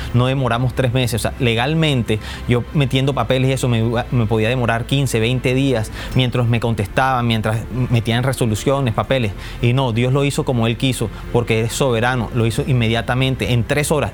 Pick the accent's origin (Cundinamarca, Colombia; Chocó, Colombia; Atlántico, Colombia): Atlántico, Colombia; Barranquilla; vengo de Barranquilla, Colombia.